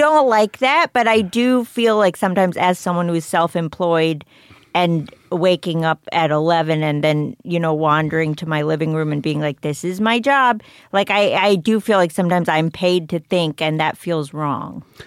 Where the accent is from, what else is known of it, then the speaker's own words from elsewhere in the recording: McLean, Virginia, United States; I went to high school near Alexandria, but I grew up in McLean